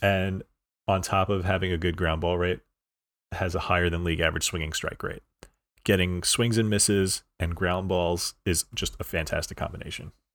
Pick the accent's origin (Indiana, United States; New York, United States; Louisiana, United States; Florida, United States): New York, United States; I'm from New York